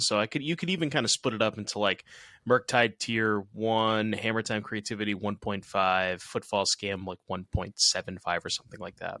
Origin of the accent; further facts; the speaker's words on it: Massachusetts, United States; I'm from Mass instead of Rhode Island